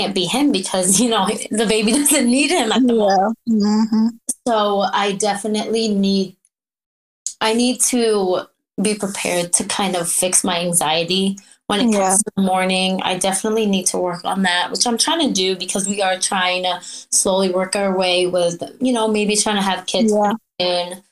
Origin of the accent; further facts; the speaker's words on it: New York, United States; also born or lived in Philippines; now in Washington, United States; I was born in the Philippines, and I came to New York when I was 5 years old